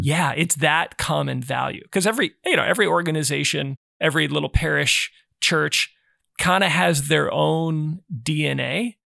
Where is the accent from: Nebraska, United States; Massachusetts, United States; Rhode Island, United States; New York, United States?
Nebraska, United States; growing up in Nebraska